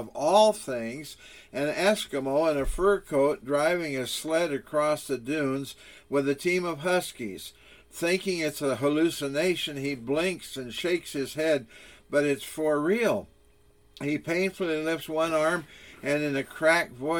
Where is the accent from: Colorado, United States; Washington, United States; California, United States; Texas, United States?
Washington, United States; Walla Walla; now in Sun Valley, Arizona, United States; I grew up in Walla Walla, Washington, situated at the foot of the Blue Mountains.